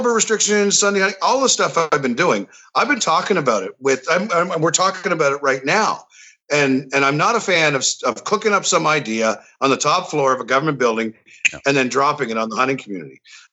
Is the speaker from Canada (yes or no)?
yes; Miramichi, New Brunswick, Canada; also born or lived in Albert County, New Brunswick; I'm in Albert County, but I grew up in Miramichi.